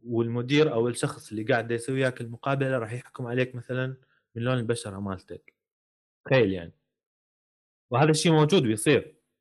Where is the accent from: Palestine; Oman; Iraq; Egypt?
Iraq; accent: Iraqi; احنا نقول بالعراقي